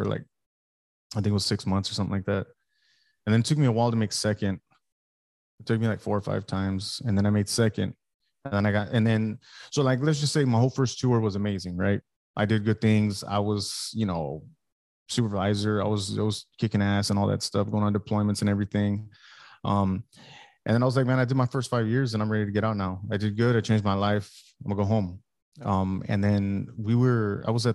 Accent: Alice, Texas, United States; moved away as an adult; also born or lived in Oak Harbor, Washington; I'm from South Texas. I'm from Alice, Texas

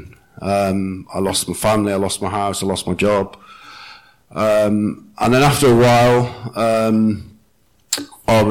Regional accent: Wales, United Kingdom; I come from Wales

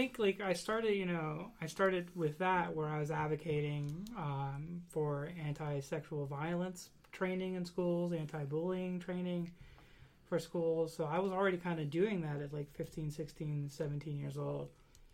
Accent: Western Pennsylvania, United States; I'm from Western Pennsylvania, so we have the shower that's in the basement

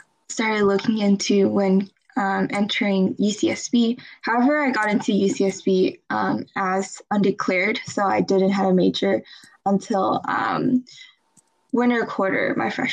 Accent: Taipei, Taiwan; moved away as an adult; now in Santa Barbara, United States; I grew up in Taipei, Taiwan.

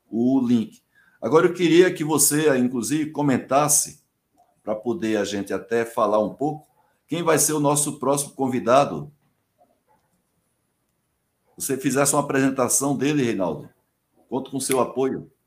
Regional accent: Paraíba, Brazil; now in São Paulo, Brazil; Então, eu sou paraibano e tenho muito orgulho de ser paraibano. Moro aqui em São Paulo há muito tempo, mas as raízes estão lá, não é?

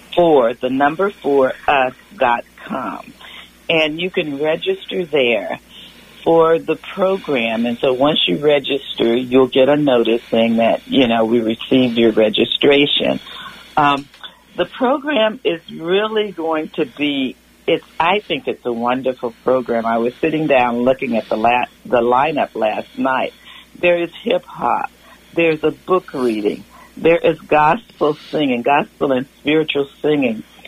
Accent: Louisiana, United States; now in Petaluma, United States; I grew up in Louisiana

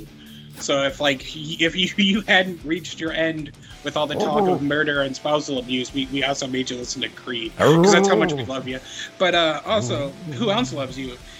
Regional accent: Winnipeg, Manitoba, Canada; Hailing from Winnipeg

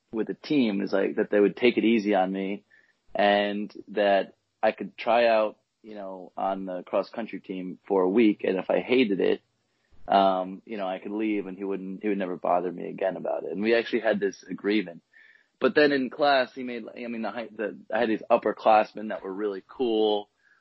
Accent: Connecticut, United States; I grew up actually in Connecticut

